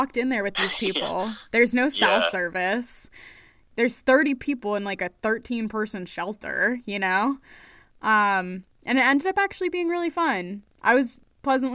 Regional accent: Maine, United States; I'm from Maine.

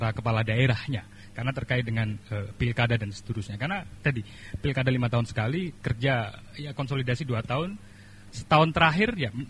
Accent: East Java, Indonesia; kami saya orang Jawa Timur, di Jawa Timur bagian selatan itu juga merasa tidak dirawat oleh pemerintah provinsi misalnya begitu.

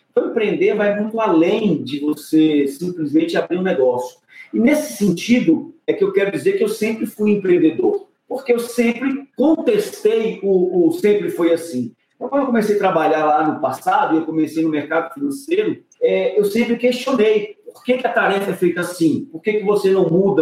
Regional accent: Brasília, Federal District, Brazil; eu cresci na periferia de Brasília, na Ceilândia, lá para a década de 80.

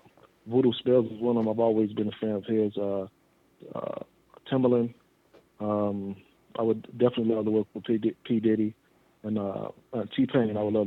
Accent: Chicago, Illinois, United States; Well, my hometown is Chicago, Illinois, and I'm currently there, born and raised.

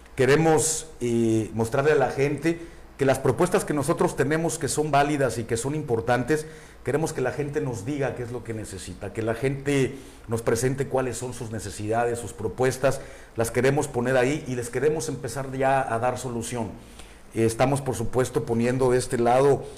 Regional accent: La Paz, Baja California Sur, Mexico; moved away as an adult; also born or lived in Mexico City; tuve la suerte y el privilegio de nacer aquí en La Paz, aquí crecí, aquí serví y seguramente aquí me voy a morir.

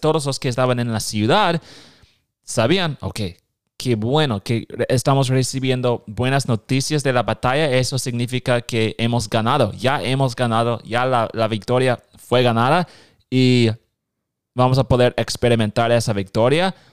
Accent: Nebraska, United States; Spanish is a second language; also born or lived in Guatemala; Soy de Nebraska

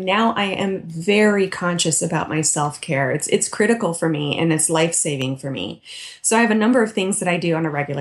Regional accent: Midwest, United States; I grew up in the Midwest

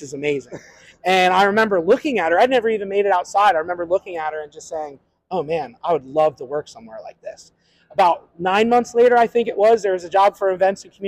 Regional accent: Ocean City, New Jersey, United States; I grew up in Ocean City

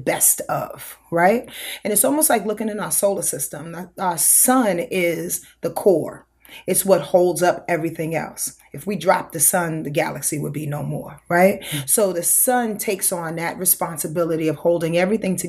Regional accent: Yonkers, New York, United States; I'm born and raised in Yonkers, New York

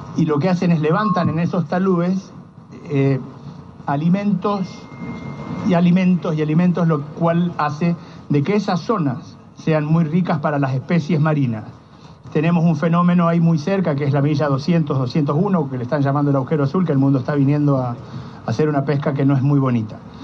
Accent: San Juan, Puerto Rico; now in Ushuaia, Argentina; yo soy nacido en San Juan, Puerto Rico

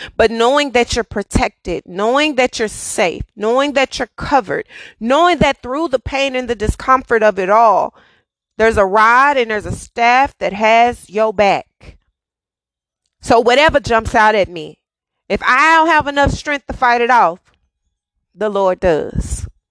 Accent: Dallas, Texas, United States; I'm born and raised in Dallas

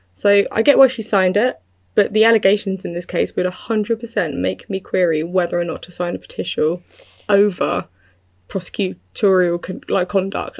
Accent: United Kingdom; I'm British

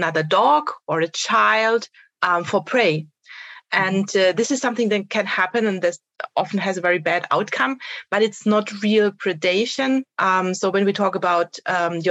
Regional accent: Germany; I'm from Germany.

